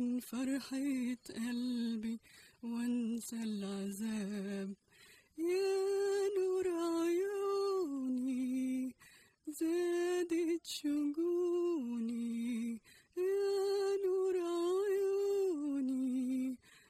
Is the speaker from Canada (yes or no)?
no; Casablanca, Casablanca-Settat, Morocco; moved away; I was born and raised in Morocco, Casablanca